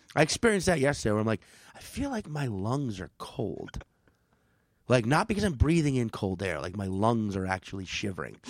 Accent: New Orleans, Louisiana, United States; moved away; New Orleans, my hometown

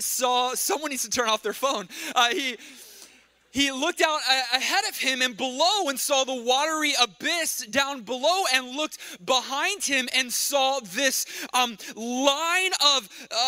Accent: Texas, United States; moved away; When I grew up in Texas, by the way, my brother Dylan and I, we grew up in Texas

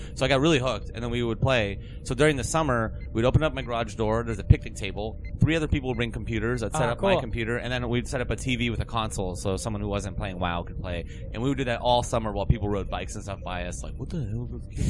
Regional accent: Pennsylvania, United States; Of Pennsylvania.

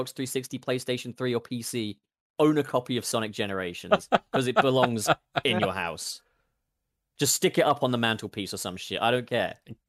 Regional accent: United Kingdom; I'm British.

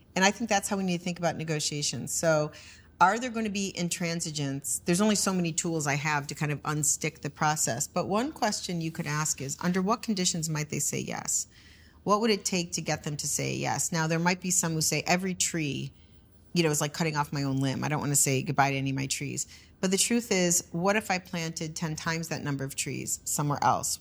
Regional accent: United States; as an American

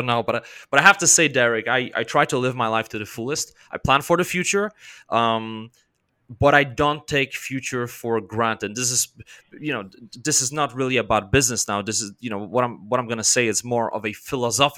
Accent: Poland; I'm from Poland

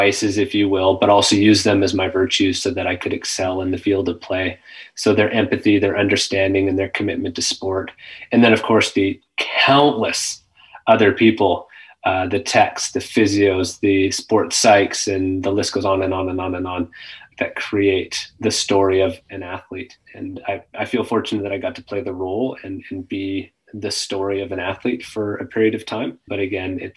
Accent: Kimberley, British Columbia, Canada; growing up in Kimberley

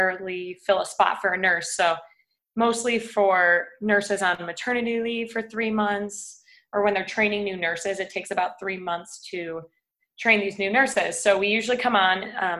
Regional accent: Chicago, Illinois, United States; moved away as an adult; also born or lived in West Palm Beach, Florida / San Francisco; now in Austin, United States; I grew up in West Palm Beach, Florida. And then when I was about 8, I moved to Chicago. And I've pretty much been there ever since

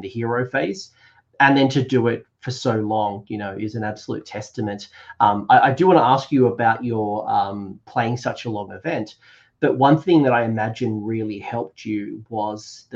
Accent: Australia; as an Australian

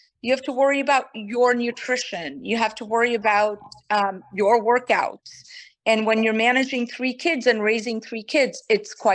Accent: Brazil; first language Portuguese; English is a second language; moved away as an adult; also born or lived in Kanpur, India; now in United States; I moved to Brazil when I was very, very young and I was raised in Brazil. So Portuguese is really my first language

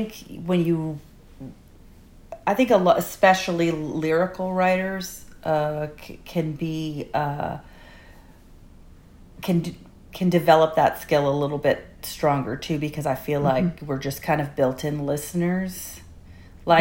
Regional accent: Canada; a middle-aged woman from Canada

